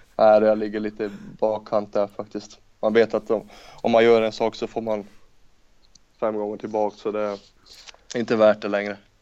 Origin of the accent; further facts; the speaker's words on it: Norrland, Sweden; jag är norrlänning också